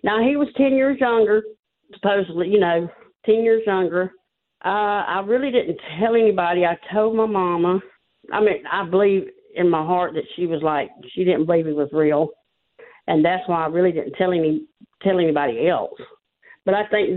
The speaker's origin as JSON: {"language": "English", "region": "Georgia", "country": "United States", "said": "I'm from Georgia"}